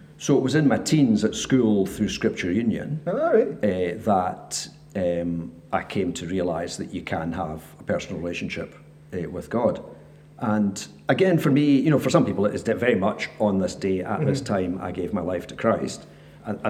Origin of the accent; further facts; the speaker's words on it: Rutherglen, Scotland, United Kingdom; now in Ballanock, United Kingdom; originally I'm from Rutherglen, which, in case anybody doesn't know, that's just outside Glasgow. We do not consider ourselves Glaswegians. So I'm an incomer in that sense. But I was brought up there